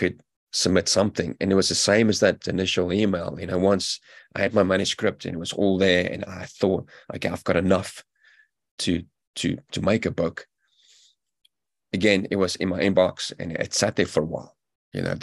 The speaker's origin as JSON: {"language": "English", "country": "South Africa", "tie": "born or raised there", "also_born_or_lived": "United Kingdom", "moved": "yes", "lives_now": "New Zealand", "said": "I'm a South African-born British veteran now living in New Zealand"}